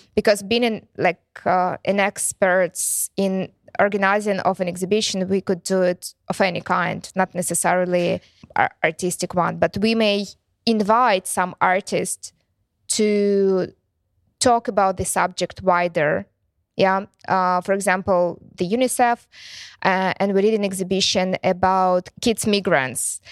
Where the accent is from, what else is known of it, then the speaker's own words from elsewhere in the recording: Ukraine; English is a second language; also born or lived in Luhansk; they asked me if I'm from Ukraine. And I said, "Yes."